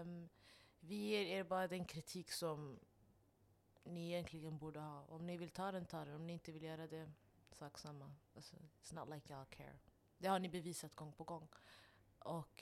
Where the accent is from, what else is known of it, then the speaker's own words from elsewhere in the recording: Stockholm, Stockholm County, Sweden; Alltså, för jag växte upp där. Jag växte upp på reaktor. Jag växte upp på eh, Husby ungdomsgård